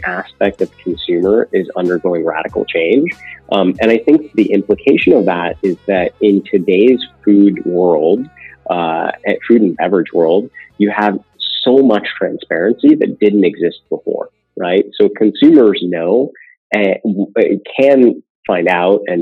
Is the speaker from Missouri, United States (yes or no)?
no; California, United States; I grew up in California